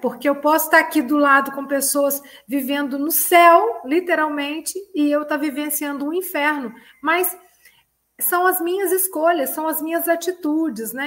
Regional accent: Ubá, Minas Gerais, Brazil; Eu sou mineira de Ubá

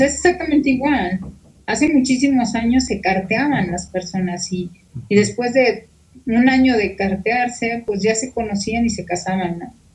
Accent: Mexico; los mexicanos somos muy dados

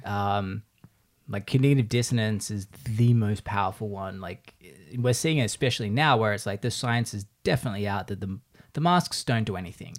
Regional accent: Australia; now in United States

